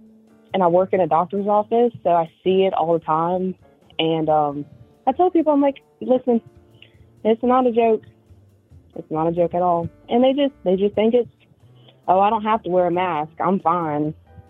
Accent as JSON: {"language": "English", "region": "the South", "country": "United States", "said": "I'm from the South, so I mean, it's kind of country, but it's not."}